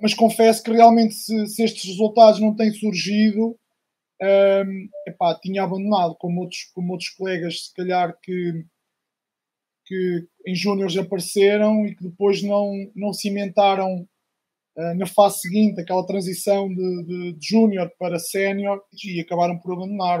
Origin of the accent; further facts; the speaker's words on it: Arzila, Centro, Portugal; eu sou de uma aldeia de, do Conselho de Coimbra, Distrito de Coimbra, Arzila